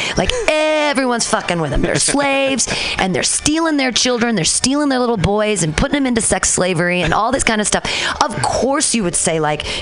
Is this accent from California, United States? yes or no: yes; Danville, California, United States; When I was little, I grew up in Danville